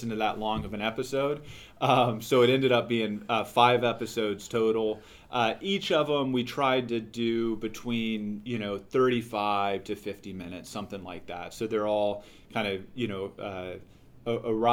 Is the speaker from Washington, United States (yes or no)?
no; Houston, Texas, United States; now in Baltimore, United States; Hispanic, growing up in Houston